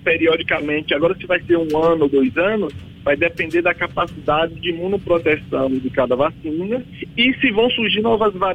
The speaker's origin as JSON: {"language": "Portuguese", "region": "Bahia", "country": "Brazil", "said": "eu sou baiano lá do da Bahia"}